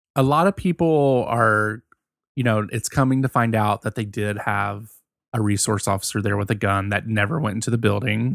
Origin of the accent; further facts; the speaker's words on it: Virginia, United States; I'm from Virginia.